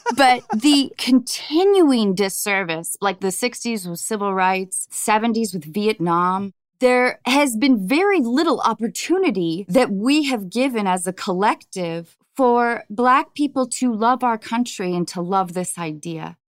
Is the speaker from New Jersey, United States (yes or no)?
no; north of Seattle, Washington, United States; I grew up in Washington State, north of Seattle